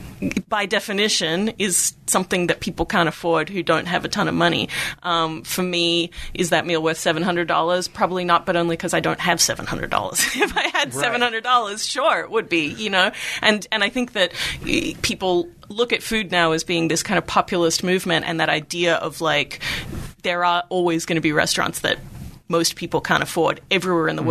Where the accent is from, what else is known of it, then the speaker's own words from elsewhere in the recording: Melbourne, Victoria, Australia; moved away; Melbourne, which is my hometown